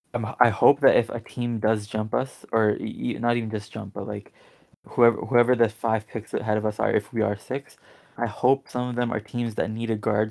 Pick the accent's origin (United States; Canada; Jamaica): Canada; Toronto, Ontario; I'm from Toronto